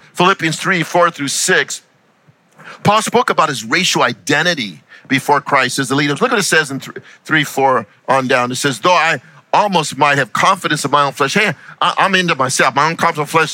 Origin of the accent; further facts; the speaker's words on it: United States; I'm an American who happens to be Hispanic